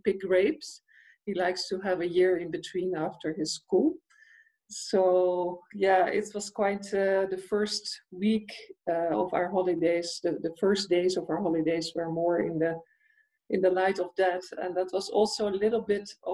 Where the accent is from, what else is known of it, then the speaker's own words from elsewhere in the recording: Netherlands; I am from the Netherlands, but at the moment I'm not in Holland. I'm in Italy.